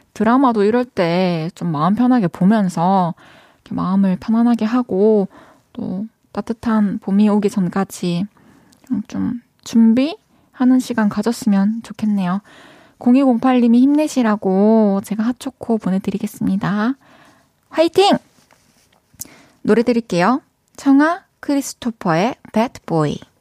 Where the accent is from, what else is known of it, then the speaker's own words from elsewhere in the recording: Iksan, North Jeolla, South Korea; moved away; 제 본가가 익산인데